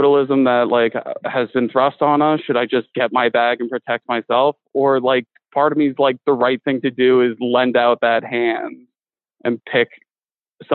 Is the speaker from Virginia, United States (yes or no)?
yes; Richmond, Virginia, United States; It's like my hometown, so I love it. Like, I'll always rep Richmond.